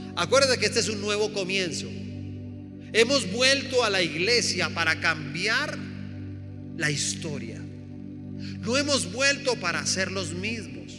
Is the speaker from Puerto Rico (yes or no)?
no; Colombia; nosotros como colombianos